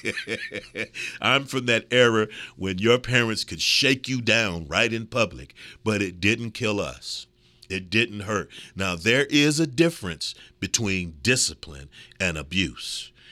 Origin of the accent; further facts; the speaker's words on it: Midwest, United States; also born or lived in California / Florida / New York; I'm so proud of my Midwestern roots, and I've lived in California, and I've lived in Florida, and I've lived in New York. And I am proud to say, us mid, mid, Midwesterners, we're a different breed